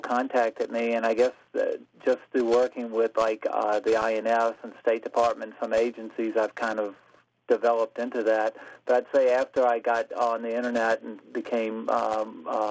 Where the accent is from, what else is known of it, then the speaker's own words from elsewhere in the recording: Virginia, United States; moved away as an adult; now in Germany; I'm actually from Virginia, and I've been living in Germany since 1987.